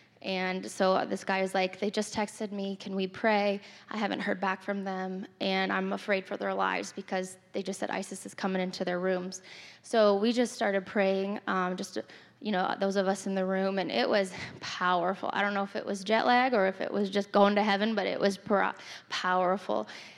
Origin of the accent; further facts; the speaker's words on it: Turkey; I, as many of you know, I grew up in Turkey, and I just always have had a heart for the Middle East